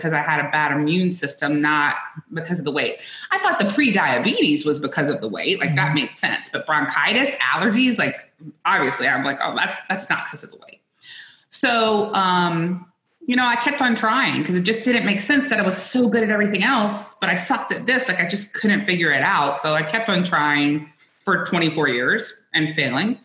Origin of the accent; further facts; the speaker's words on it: South Louisiana, United States; I grew up in South Louisiana